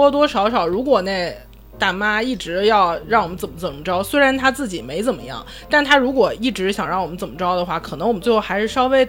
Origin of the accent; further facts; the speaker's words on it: Northeast China, China; 所以我觉得作为一个东北人，我非常知道，就是武力是解决不了问题的。